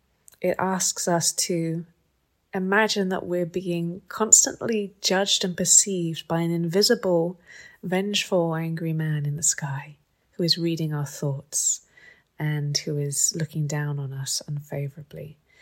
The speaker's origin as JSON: {"language": "English", "region": "England", "country": "United Kingdom", "tie": "born or raised there", "said": "I was brought up in England."}